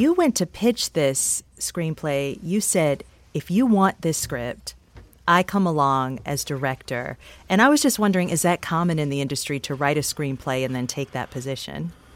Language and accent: English; Detroit, Michigan, United States; I'm from Detroit